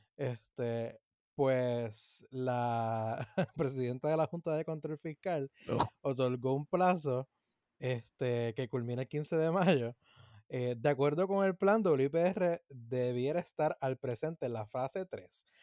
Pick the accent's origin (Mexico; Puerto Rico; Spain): Puerto Rico; lo que tenemos como puertorriqueños